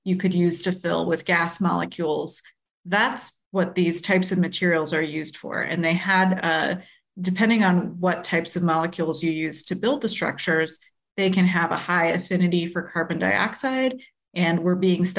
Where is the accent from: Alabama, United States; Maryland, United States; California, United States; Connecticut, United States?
Maryland, United States; Maryland Agricultural Reserve, United States; now in Chicago, United States; I grew up in the Maryland Agricultural Reserve